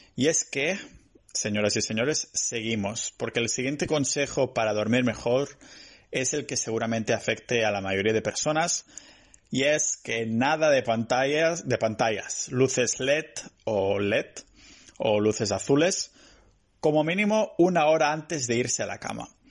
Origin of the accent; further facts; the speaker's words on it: Spain; soy español